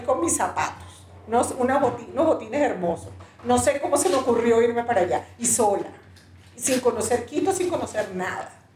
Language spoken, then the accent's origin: Spanish; Venezuela; moved away as an adult; now in Ecuador; yo soy venezolana, eh, llegué aquí al Ecuador hace siete años ya